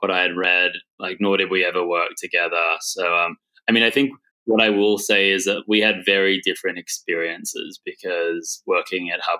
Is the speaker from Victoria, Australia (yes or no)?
no; Sydney, New South Wales, Australia